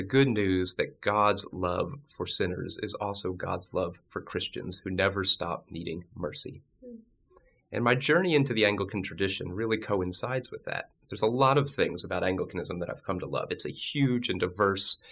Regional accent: Northern Virginia, United States; also born or lived in Pennsylvania; I actually grew up in Northern Virginia, just outside of D.C.

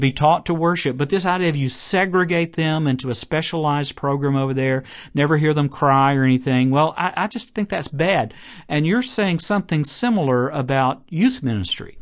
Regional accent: Chattanooga, Tennessee, United States; Signal Mountain, Tennessee, near Chattanooga, my hometown

